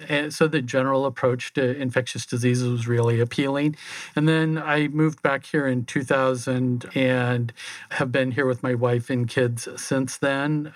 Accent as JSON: {"language": "English", "area": "a small town just outside of Omaha", "region": "Nebraska", "country": "United States", "tie": "born or raised there", "also_born_or_lived": "Phoenix", "moved": "as an adult", "said": "I grew up in a small town just outside of Omaha"}